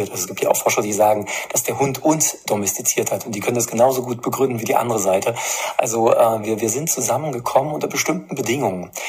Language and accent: German; Erfurt, Thuringia, Germany; wenn sich Städte, wie es auch in meiner Heimatstadt der Fall ist, in, in Erfurt äh, zu einem grundsätzlichen Leinenzwang verpflichtet sehen